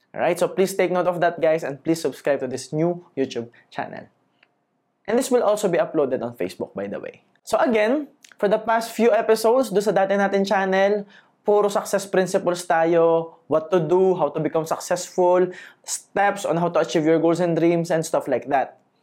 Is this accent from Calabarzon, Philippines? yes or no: yes; Laguna, Calabarzon, Philippines; taga Laguna ako